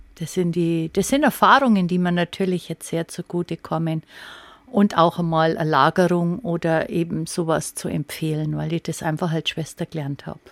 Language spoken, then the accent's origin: German; Upper Palatinate, Bavaria, Germany; bei uns in der Oberpfalz